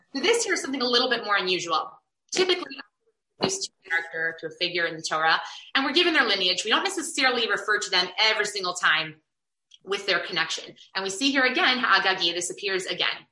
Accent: Chicago, Illinois, United States; I have a lot of really positive, wonderful memories from growing up in Chicago

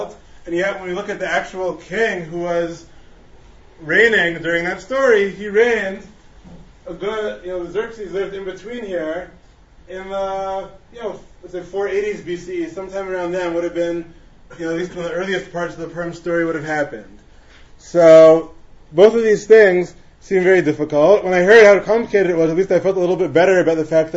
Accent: Teaneck, New Jersey, United States; I grew up in Teaneck

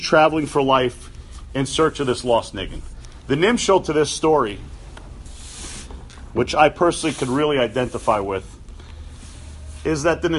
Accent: New York City, New York, United States; I grew up on the Upper West Side of Manhattan

